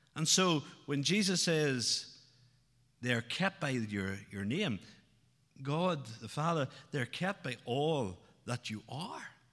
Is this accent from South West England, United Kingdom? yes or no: no; outside Newry, Northern Ireland, United Kingdom; Growing up outside Newry, uh, the troubles were very much part of my life growing up